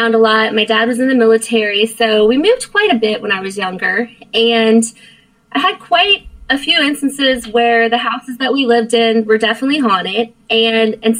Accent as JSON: {"language": "English", "town": "Martinsburg", "region": "West Virginia", "country": "United States", "tie": "born or raised there", "also_born_or_lived": "Frederick, Maryland", "moved": "yes", "lives_now": "Florida, United States", "said": "I was born in Frederick, but I grew up in Martinsburg"}